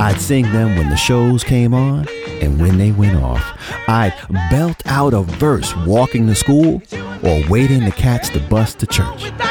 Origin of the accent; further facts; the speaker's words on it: New York City, New York, United States; a little black kid growing up in Brooklyn